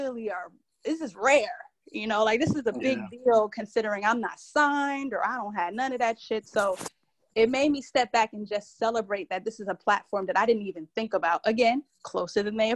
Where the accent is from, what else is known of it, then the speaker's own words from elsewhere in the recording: Boston, Massachusetts, United States; now in Atlanta, United States; I'm originally from Boston, Mass.